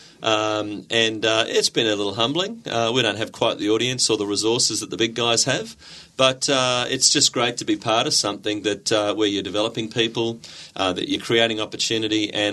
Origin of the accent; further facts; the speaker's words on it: Gold Coast, Queensland, Australia; moved away as an adult; I came back to the Gold Coast and I say back because I grew up on the Gold Coast